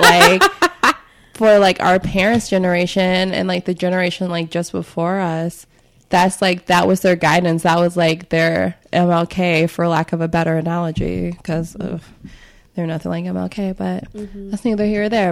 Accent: Chicago, Illinois, United States; my experience growing up in Chicago

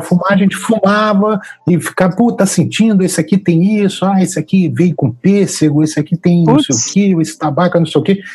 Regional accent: Rio de Janeiro, Brazil; Eu sou do Rio de Janeiro, nascido e criado no Lins de Vasconcelos, no Rio de Janeiro

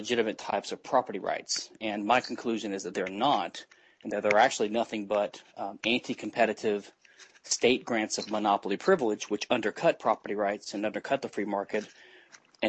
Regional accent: Louisiana, United States; now in Texas, United States; I live in Texas. I'm from Louisiana

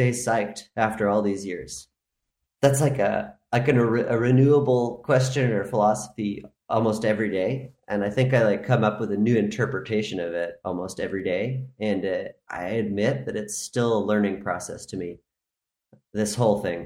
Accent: Maine, United States; moved away as an adult; now in Spain; I'm from Maine

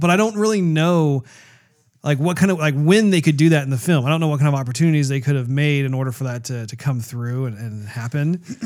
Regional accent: United States; as an American

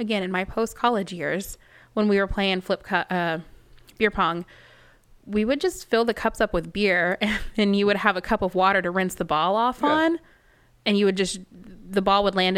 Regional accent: Dallas, Texas, United States; I do. I'm from Dallas.

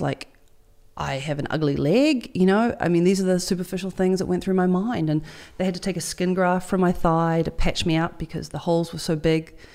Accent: New Zealand; I'm, I'm proud as a Kiwi girl

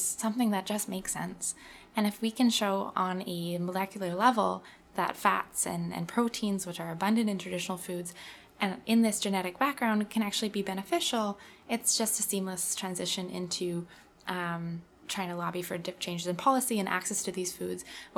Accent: Manitoba, Canada; I'm born and raised in Manitoba.

